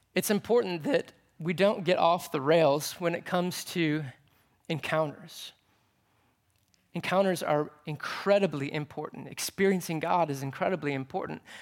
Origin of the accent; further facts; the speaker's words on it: United States; I'm an American dude